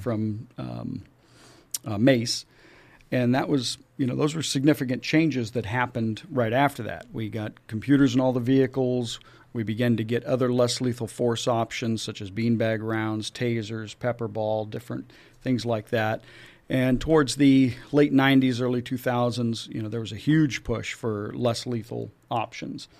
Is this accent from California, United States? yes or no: yes; Julian, California, United States; as a kid, I grew up in Julian